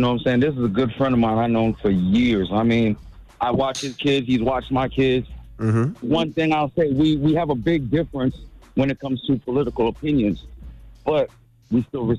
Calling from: Brooklyn, New York, United States; I listen to y'all every day. I'm from New York, Brooklyn. You know what I'm saying?

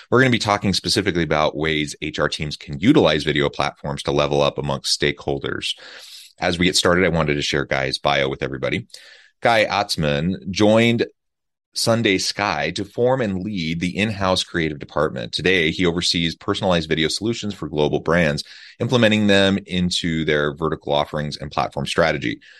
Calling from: Utah, United States; I'm south of Salt Lake City in Utah, so it's morning for me.

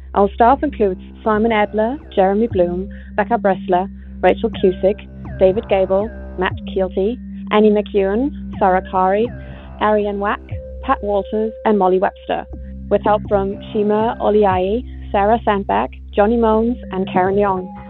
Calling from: Bonn, North Rhine-Westphalia, Germany; I'm calling from Bonn, Germany

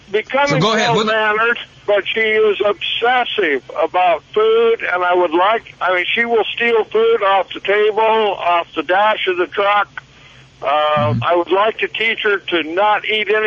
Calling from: California, United States; I'm uh, actually out in Northern California today. I'm a truck driver.

